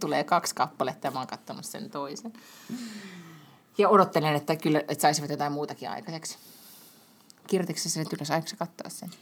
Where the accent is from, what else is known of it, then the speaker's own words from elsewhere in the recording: Lahti, Päijät-Häme, Finland; moved away; me ollaan molemmat lahesta kotoisin